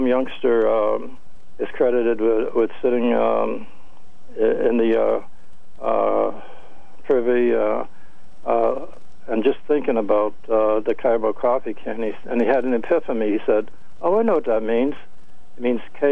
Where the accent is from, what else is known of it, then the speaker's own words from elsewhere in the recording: Hartford, Connecticut, United States; I was raised in the South End of Hartford